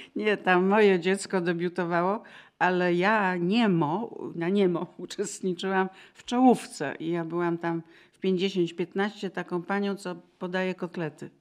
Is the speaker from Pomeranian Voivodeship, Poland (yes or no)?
no; Kraków, Lesser Poland, Poland; moved away; A ja z Krakowa